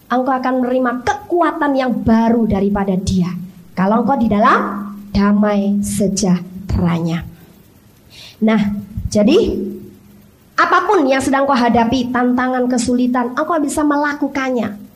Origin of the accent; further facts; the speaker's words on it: Bandung, West Java, Indonesia; Saya sendiri wong Bandung nggak dengar berita itu.